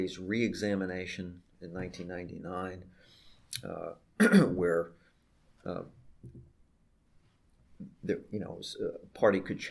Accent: New York, United States; moved away as an adult; also born or lived in Alexandria, Virginia; I grew up and worked in New York for all of my life

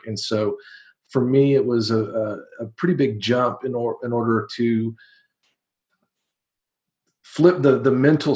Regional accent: Waco, Texas, United States; I'm from Waco, Texas

